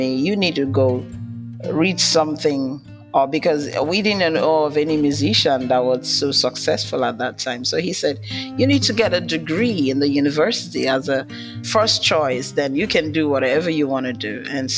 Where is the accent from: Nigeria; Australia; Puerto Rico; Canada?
Nigeria; I'm from Nigeria, from Africa